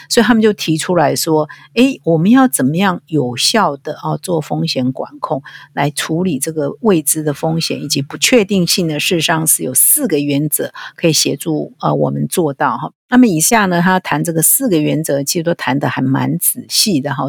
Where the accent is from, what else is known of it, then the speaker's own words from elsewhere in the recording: Taiwan; 我们台湾人